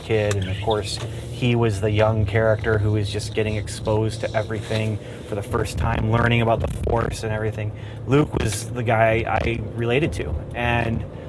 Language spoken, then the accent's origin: English; Ontario, Canada; growing up in Canada